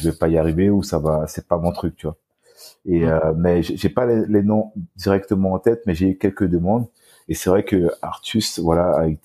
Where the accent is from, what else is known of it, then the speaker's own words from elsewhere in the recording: French Guiana, France; j'ai été victime d'un accident de voiture donc familial à l'âge de 4 ans donc euh, chez moi en Guyane française.